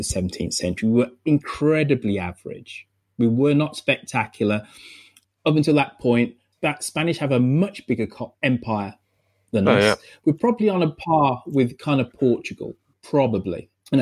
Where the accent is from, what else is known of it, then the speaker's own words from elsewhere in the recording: England, United Kingdom; as English people